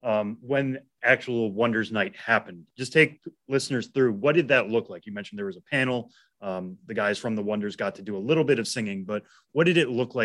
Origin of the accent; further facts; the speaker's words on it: Massachusetts, United States; I'm from Massachusetts